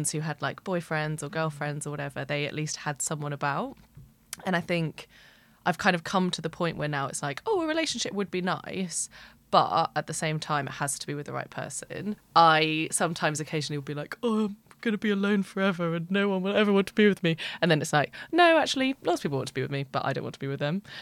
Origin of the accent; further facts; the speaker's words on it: London, United Kingdom; I'm 32. I'm from London